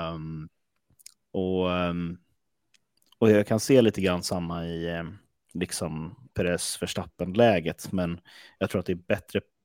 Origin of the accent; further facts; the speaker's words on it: Stockholm, Stockholm County, Sweden; var kommer jag ifrån? Jag kommer från Stockholm